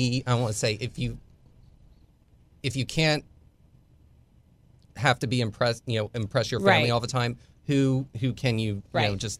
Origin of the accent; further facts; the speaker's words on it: Tampa, Florida, United States; So, but Tampa, but Tampa and St. Petersburg being dual cities, I always just said I was from Tampa, even if I lived on the other side.